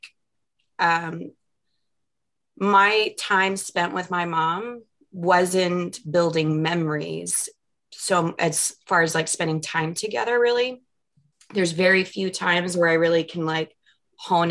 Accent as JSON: {"language": "English", "town": "Mesa", "region": "Arizona", "country": "United States", "tie": "born or raised there", "said": "the neighborhood that I grew up in Mesa"}